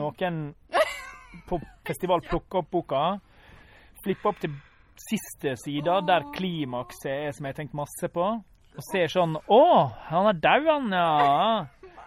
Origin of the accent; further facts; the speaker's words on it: Ulsteinvik, Møre og Romsdal, Norway; jeg er fra Ulsteinvik